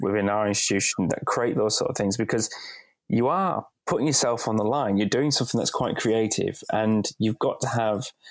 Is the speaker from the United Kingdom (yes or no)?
yes; Bradford, Yorkshire and the Humber, United Kingdom; moved away; also born or lived in Wolverhampton; I'm originally from Bradford, from up north